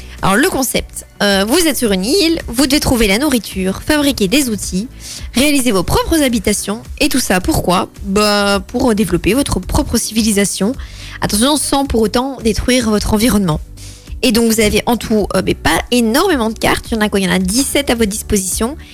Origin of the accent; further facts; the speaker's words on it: Belgium; on est belge